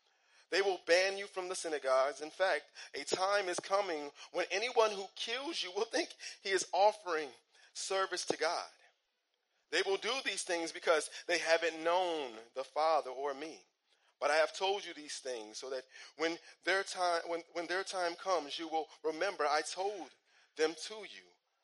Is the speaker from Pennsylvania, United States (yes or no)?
no; Cleveland, Ohio, United States; I grew up in Cleveland, Ohio, and growing up in Cleveland, we had a lot of kind of things like stories that went around.